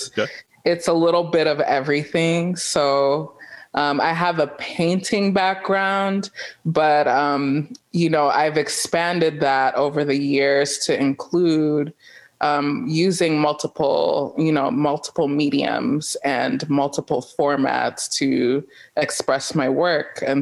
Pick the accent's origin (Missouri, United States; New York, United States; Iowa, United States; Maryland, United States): New York, United States; New York City; also born or lived in Jamaica; I'm from New York City. I was born and raised there.